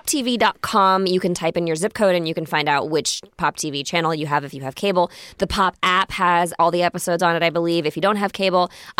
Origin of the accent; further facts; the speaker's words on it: Florida, United States; I grew up in Florida. I grew up kind of, you know, with a group of girlfriends. We were all kind of like lower income.